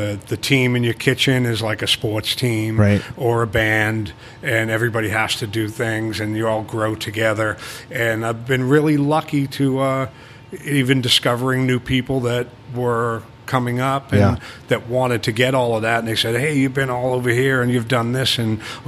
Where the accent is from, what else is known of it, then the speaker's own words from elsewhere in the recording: Boston, Massachusetts, United States; accent: Boston; moved away as an adult; now in Key West, United States; I grew up in Boston.